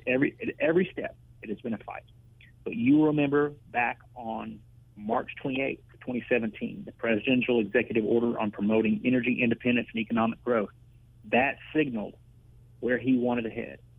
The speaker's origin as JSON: {"language": "English", "town": "Ardmore", "region": "Oklahoma", "country": "United States", "tie": "born or raised there", "also_born_or_lived": "Washington, D.C.", "moved": "as an adult", "said": "from Ardmore, Oklahoma, where I grew up"}